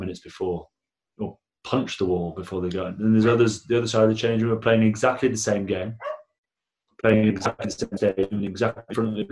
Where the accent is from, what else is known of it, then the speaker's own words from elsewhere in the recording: Blackburn, North West England, United Kingdom; I'm from Blackburn.